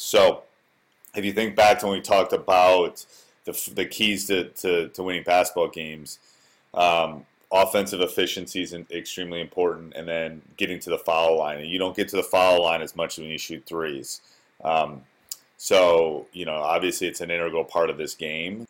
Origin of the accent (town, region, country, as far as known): Wisconsin, United States; born or raised there